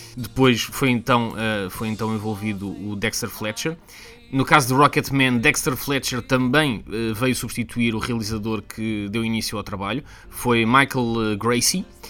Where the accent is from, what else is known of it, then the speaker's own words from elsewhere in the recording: Portugal; now in United Kingdom; Como bom português